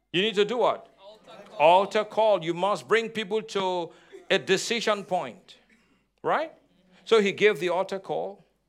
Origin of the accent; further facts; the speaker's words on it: Nigeria; moved away; I'm Nigerian, I'm African